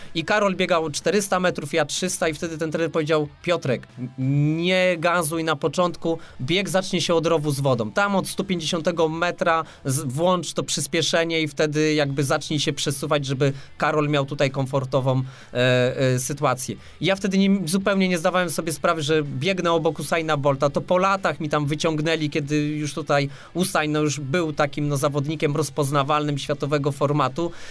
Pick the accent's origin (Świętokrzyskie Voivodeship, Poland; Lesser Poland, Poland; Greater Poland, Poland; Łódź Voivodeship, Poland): Łódź Voivodeship, Poland; Łódź; jestem z Łodzi